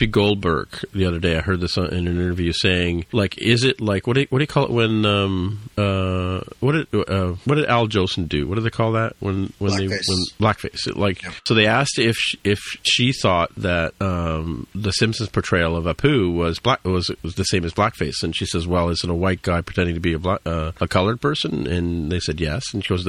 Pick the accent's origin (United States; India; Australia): India; also born or lived in England; I was born in England and we went to India when I was three